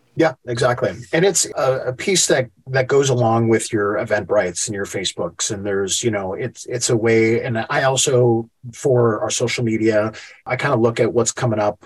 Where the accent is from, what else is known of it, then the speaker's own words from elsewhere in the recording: Chicago, Illinois, United States; moved away as an adult; also born or lived in Asheville; I'm born and raised in Chicago